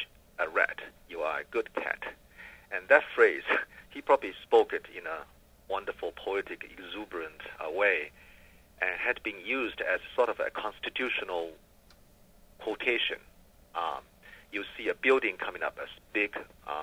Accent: China; moved away as an adult; now in United States; when I was growing up in China

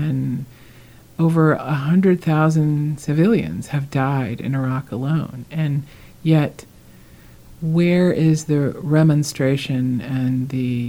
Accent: United States

